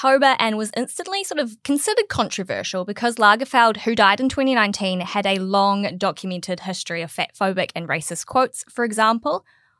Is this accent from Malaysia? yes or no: no; New Zealand; now in Australia; I'm from New Zealand.